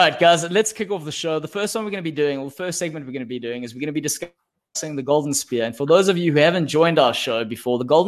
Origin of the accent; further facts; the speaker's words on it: Pretoria, Gauteng, South Africa; I'm from Pretoria.